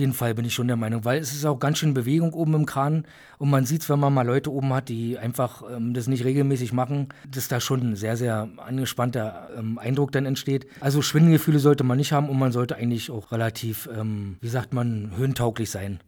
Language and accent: German; Berlin, Germany; moved away as an adult; now in Bochum, Germany; bin gebürtig aus Berlin